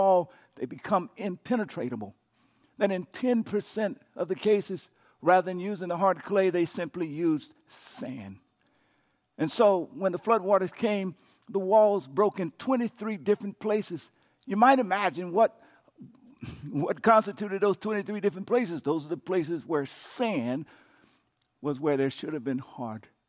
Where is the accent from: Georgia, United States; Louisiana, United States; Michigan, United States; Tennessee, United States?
Louisiana, United States; my home state of Louisiana